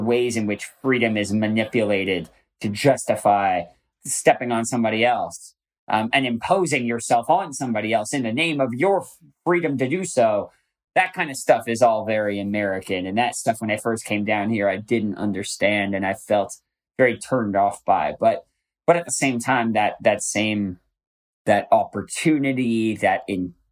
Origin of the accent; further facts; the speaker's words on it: Canada; now in United States; I love being Canadian.